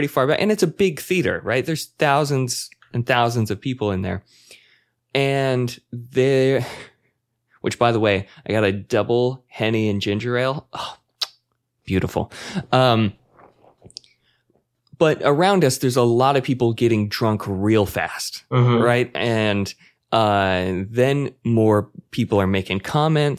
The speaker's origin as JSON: {"language": "English", "region": "Utah", "country": "United States", "said": "I'm white boy from Utah"}